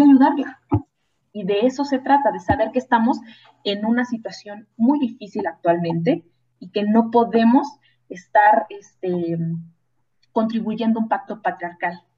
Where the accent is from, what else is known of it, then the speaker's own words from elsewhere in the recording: Guanajuato, Mexico; Yo que soy de Guanajuato